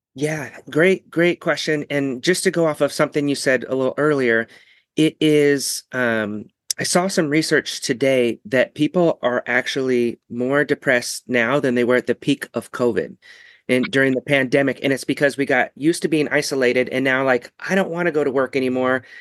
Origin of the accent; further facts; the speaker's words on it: Ketchikan, Alaska, United States; moved away; eventually we went back to my hometown, that little Ketchikan, Alaska